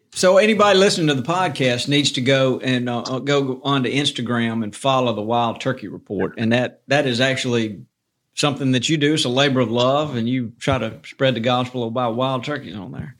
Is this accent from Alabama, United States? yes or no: yes; Montgomery, Alabama, United States; I grew up in Montgomery